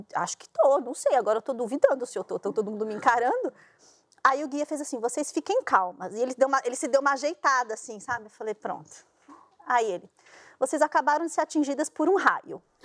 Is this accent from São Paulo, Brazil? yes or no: yes; São Paulo, Brazil; Eu sou de São Paulo